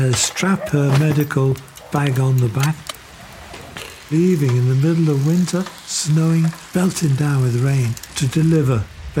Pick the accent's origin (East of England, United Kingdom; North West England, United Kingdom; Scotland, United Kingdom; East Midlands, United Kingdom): North West England, United Kingdom; Liverpool; born or raised there